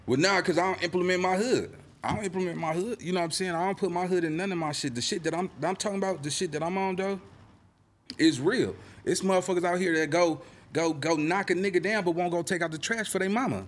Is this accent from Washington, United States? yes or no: no; Los Angeles, California, United States; I'm from Little Egypt. I'm from the east side